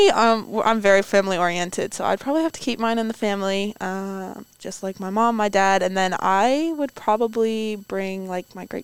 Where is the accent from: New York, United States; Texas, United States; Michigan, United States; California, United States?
New York, United States; I, haven't even been to New York City and I'm from New York.